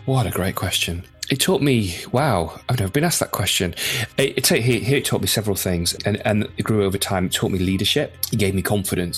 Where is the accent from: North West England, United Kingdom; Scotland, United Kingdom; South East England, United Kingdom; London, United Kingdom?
North West England, United Kingdom; Windermere; also born or lived in Lancaster; now in North Wales, United Kingdom; originally from Lancaster in the north in northwest of England, and but spent most of my sort of childhood and early years growing up in Windermere in the Lake District.